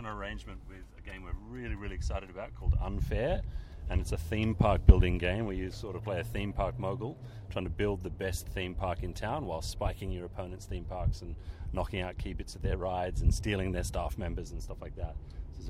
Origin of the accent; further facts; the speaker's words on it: Sydney, New South Wales, Australia; from Sydney